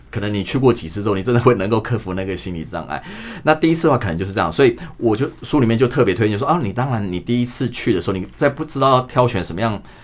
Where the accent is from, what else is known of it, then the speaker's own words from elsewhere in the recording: Taiwan; 我们台湾人就比较热情